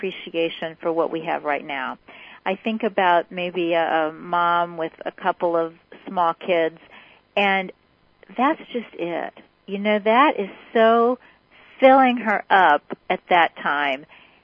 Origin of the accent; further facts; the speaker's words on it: Kansas City, United States; I grew up in Kansas City